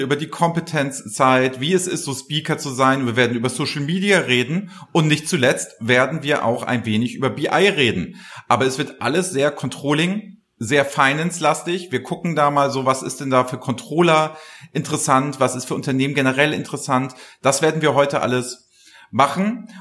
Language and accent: German; Flensburg, Schleswig-Holstein, Germany; also born or lived in Kiel / Hamburg; Ja, ich bin, ich bin Norddeutscher durch und durch. In Flensburg geboren